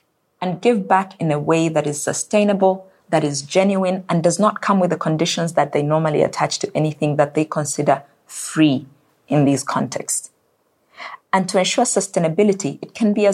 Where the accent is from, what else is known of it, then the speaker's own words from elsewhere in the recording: Zambia; My home country of Zambia relies on agriculture.